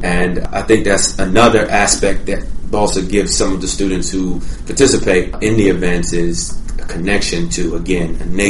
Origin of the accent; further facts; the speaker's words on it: Mississippi, United States; moved away as an adult; also born or lived in Jamaica; now in Boston, United States; second year law student here at Suffolk University Law School. Family from Jamaica originally. Spent most of my life growing up in the South in Mississippi. I came to Boston to do my undergraduate work at Boston College